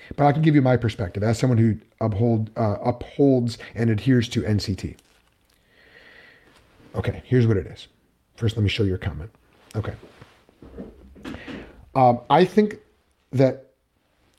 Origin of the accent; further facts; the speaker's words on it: United States; I'm speaking as an American living in the United States